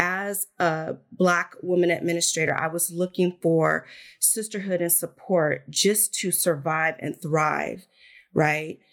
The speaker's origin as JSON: {"language": "English", "town": "Santa Ana", "region": "California", "country": "United States", "tie": "born or raised there", "said": "growing up in Santa Ana, California."}